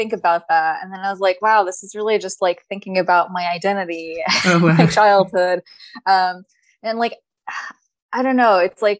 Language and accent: English; Poughkeepsie, New York, United States; also born or lived in New Jersey; I grew up around Poughkeepsie.